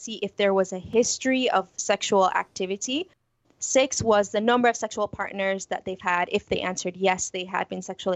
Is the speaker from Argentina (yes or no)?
no; Jamaica; moved away as an adult; also born or lived in Houston, Texas; now in United States; growing up in Jamaica